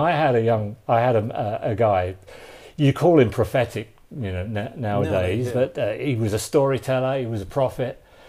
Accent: London, United Kingdom; accent: Cockney; I come from London, obviously, as you hear from my accent, and East London makes me a real Cockney, which is a special, you know, accent.

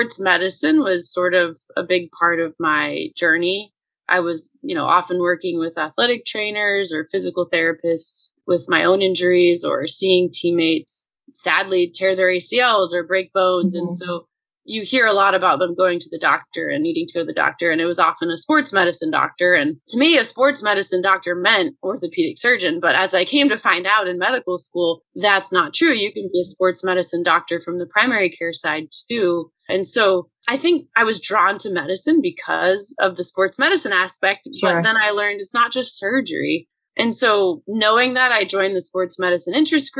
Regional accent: Bakersfield, California, United States; moved away as an adult; now in Chicago, United States; I am originally from Bakersfield, California, which is in Central California. I grew up there pretty much my whole life

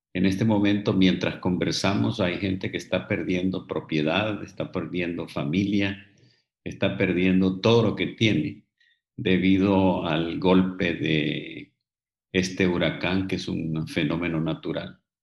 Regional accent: Honduras; moved away as an adult; also born or lived in England; Tuve que salir de Honduras, tuve que ir a estudiar en el extranjero y me quedé ahí trabajando durante muchos años.

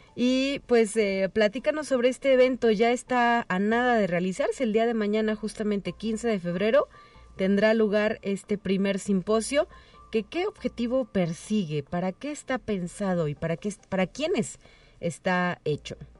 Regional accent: Mexico; nuestra identidad como mexicanas y mexicanos

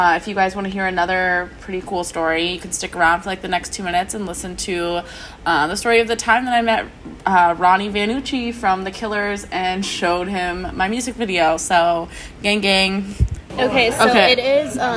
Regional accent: East Coast, United States; I'm from the East Coast.

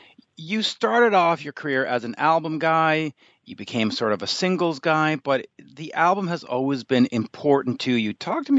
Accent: England, United Kingdom; And I know, I'm English, leave me alone.

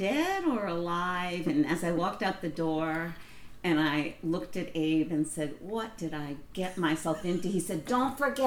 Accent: New York City, New York, United States; growing up in the Bronx in a basement.

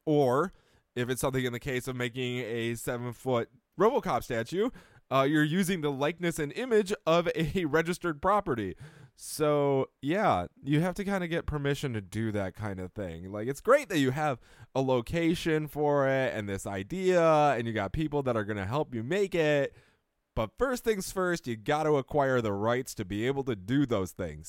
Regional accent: Rochester, New York, United States; moved away; I come from Rochester

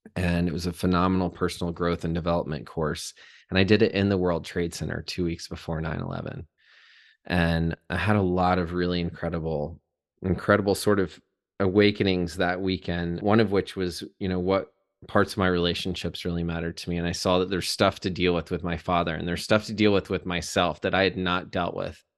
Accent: Chattanooga, Tennessee, United States; I was born in Chattanooga, Tennessee. Was born and raised there

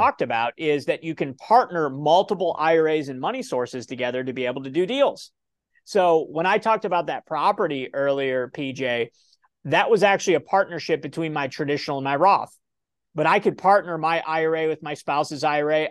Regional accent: Ohio, United States; I'm from Ohio

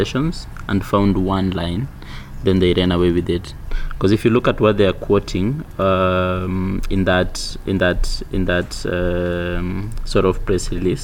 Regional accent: Kenya; me as a Kenyan citizen

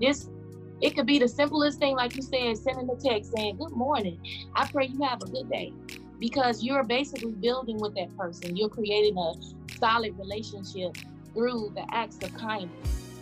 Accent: Chicago, Illinois, United States; moved away as an adult; now in Atlanta, United States; I'm originally from Chicago, the west side of Chicago

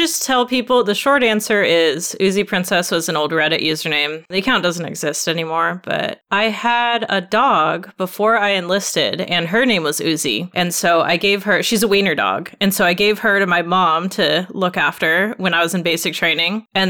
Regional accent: Seattle, Washington, United States; I'm from Seattle originally. I was born there. We moved a lot when I was a kid. My dad had a job that moved us around a lot, so that was brutal. And we ended up back in Washington and right outside Seattle, graduated high school there

